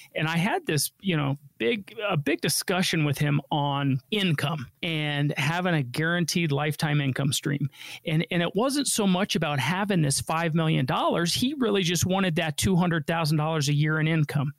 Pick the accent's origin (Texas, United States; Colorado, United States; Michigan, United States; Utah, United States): Colorado, United States; Denver; I grew up here in Denver and they've been here, you know, since I was born